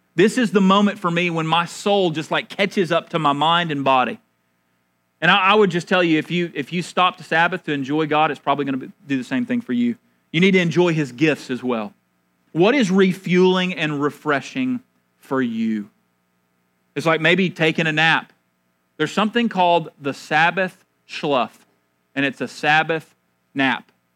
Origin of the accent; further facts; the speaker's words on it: Marshall, North Carolina, United States; I'm from Marshall, North Carolina